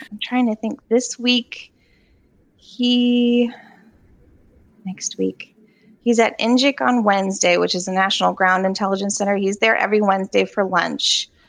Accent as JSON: {"language": "English", "town": "Charlottesville", "region": "Virginia", "country": "United States", "tie": "born or raised there", "said": "I grew up here in Charlottesville, so we're both from here"}